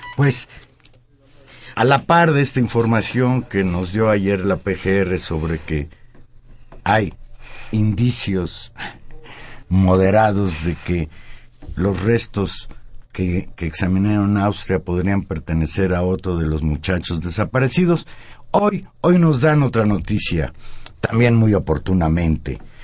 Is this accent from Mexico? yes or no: yes; Mexico; nosotros somos mexicanos que queremos mucho a México